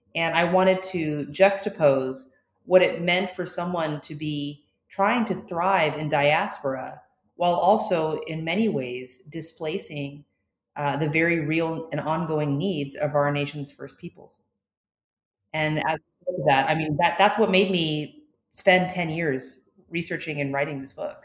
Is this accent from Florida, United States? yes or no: yes; Florida, United States; When I was born, I was born in Florida, and I am a part of a Cuban American family on one side